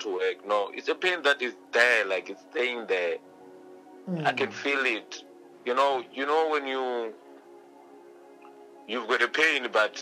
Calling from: Tshiawelo, Limpopo, South Africa; I'm calling from Venda in Limpopo

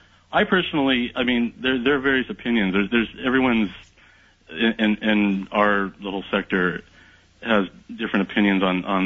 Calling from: California, United States; I am calling from Southern California.

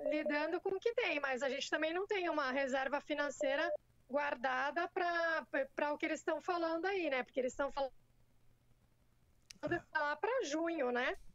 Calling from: Santos, São Paulo, Brazil; Eu sou de Santos, litoral de São Paulo.

